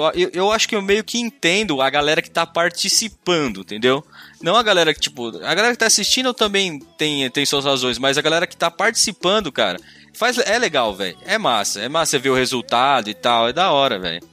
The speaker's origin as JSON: {"language": "Portuguese", "town": "Ilha Solteira", "region": "São Paulo", "country": "Brazil", "tie": "born or raised there", "said": "eu nasci em Ilha Solteira, né? Cidadezinha pequena"}